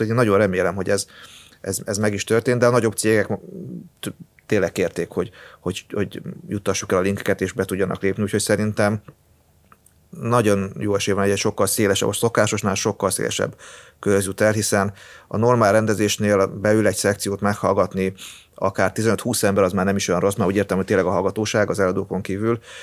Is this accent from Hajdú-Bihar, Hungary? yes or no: yes; near Debrecen, Hajdú-Bihar, Hungary; moved away; én arról a környékről származom, tehát, ö, vagy viszonylag közel